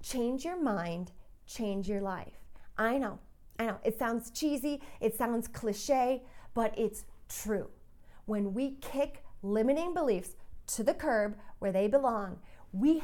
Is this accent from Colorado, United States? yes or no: yes; Colorado, United States; I'm from Colorado.